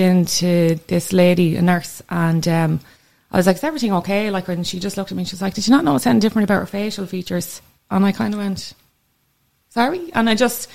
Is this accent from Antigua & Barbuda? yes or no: no; Kildare, Leinster, Ireland; I come from Kildare.